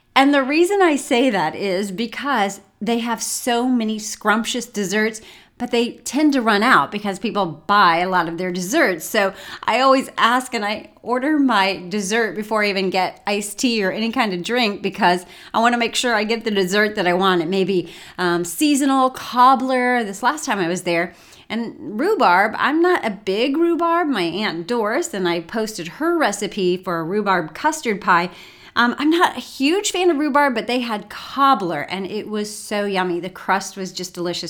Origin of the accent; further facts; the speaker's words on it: Martinsville, Indiana, United States; moved away; my hometown. You all know Martinsville